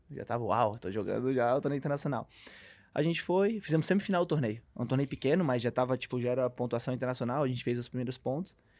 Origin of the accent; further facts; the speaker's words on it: Brusque, Santa Catarina, Brazil; Sou de Brusque, natural de Brusque